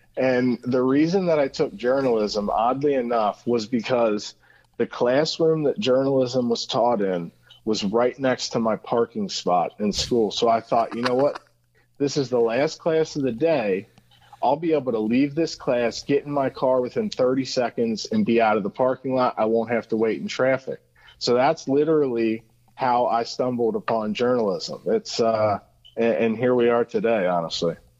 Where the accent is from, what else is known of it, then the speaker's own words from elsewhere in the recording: Cincinnati, Ohio, United States; Cincinnati, born and raised